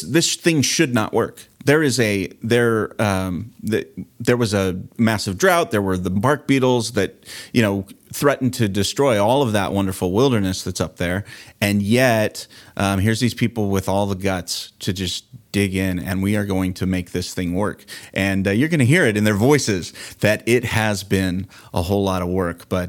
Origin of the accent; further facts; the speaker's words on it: Southern California, United States; I grew up here in Southern California